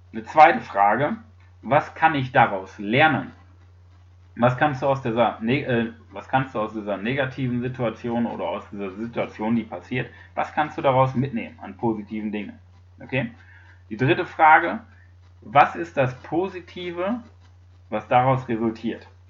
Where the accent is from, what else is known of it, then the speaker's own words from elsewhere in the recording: Germany; bei uns in Deutschland